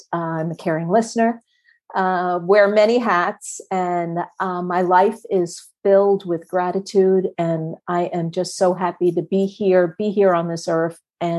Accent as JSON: {"language": "English", "region": "New Jersey", "country": "United States", "tie": "born or raised there", "moved": "as an adult", "lives_now": "South Carolina, United States", "said": "originally born and raised in New Jersey and moved to South Carolina about 6 years ago."}